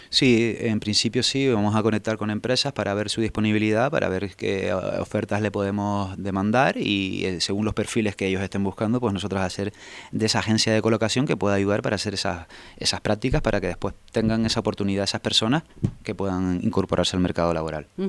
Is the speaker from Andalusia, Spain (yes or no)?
no; Tenerife, Canary Islands, Spain; yo soy de Tenerife